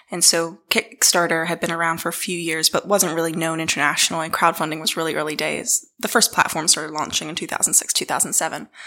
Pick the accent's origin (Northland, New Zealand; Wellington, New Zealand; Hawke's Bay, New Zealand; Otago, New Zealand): Otago, New Zealand; Dunedin; also born or lived in Boston, United States; as you can probably tell from my accent, I come from Dunedin. No one ever believes me when I say that. Um, but I grew up uh, between Boston and Dunedin. Um, my mum was a Kiwi, my dad's American. Uh, I moved to New Zealand um, fully when I was 12